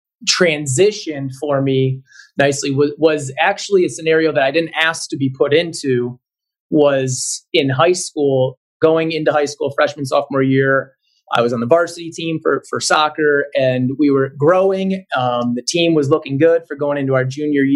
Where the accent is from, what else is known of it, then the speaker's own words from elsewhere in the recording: Cleveland, Ohio, United States; I'm originally from the Cleveland area, and I'm the kind of sports was life type of kid growing up.